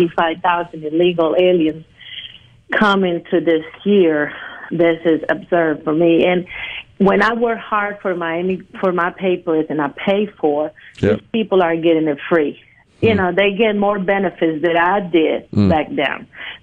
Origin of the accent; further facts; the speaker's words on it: Colombia; English is a second language; moved away as an adult; now in Pike County, United States; I'm originally from Colombia, South America, yes. I left in the 80s